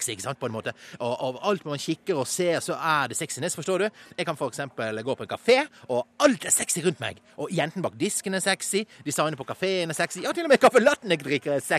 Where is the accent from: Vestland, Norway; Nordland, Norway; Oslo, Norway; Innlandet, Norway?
Vestland, Norway; Bergen; Jeg er 24 år, jeg er fra Bergen og er halvt norsk og halvt eh, marokkansk.